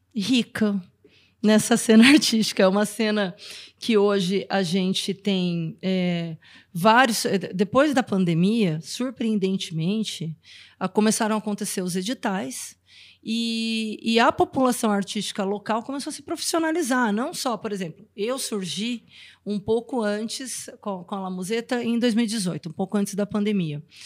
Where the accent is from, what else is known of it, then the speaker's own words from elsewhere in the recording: Brazil; eu morei fora do Brasil um tempo